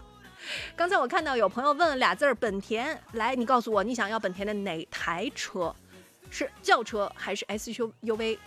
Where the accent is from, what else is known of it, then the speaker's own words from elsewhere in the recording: China; 我们中国人